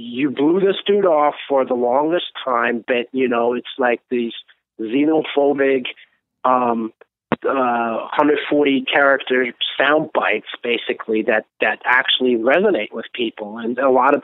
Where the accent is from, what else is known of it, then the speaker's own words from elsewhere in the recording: Germany; moved away as an adult; also born or lived in Turkey; now in United States; I was 2 years old when my parents moved to Germany, and then when I'm in my late 20s, I immigrated to the States from Germany